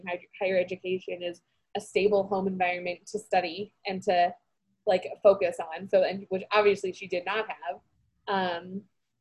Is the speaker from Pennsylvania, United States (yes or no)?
no; Los Angeles, California, United States; moved away as an adult; also born or lived in Washington, D.C.; the culture shock of coming from like where we grew up in Los Angeles to like the East Coast